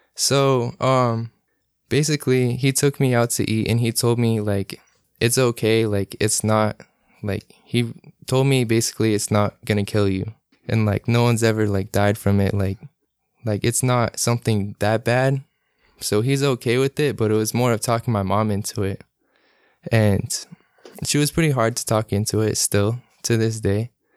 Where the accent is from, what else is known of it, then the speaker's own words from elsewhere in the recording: Salt Lake City, Utah, United States; moved away; also born or lived in California; I'm nineteen, I'm from Salt Lake City